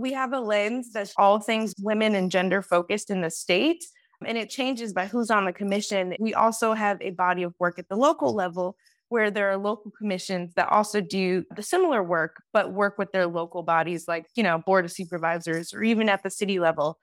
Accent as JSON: {"language": "English", "town": "Detroit", "region": "Michigan", "country": "United States", "also_born_or_lived": "Washington, D.C. / Los Angeles, California", "moved": "as an adult", "lives_now": "Sacramento, United States", "said": "I am originally from Detroit, Michigan"}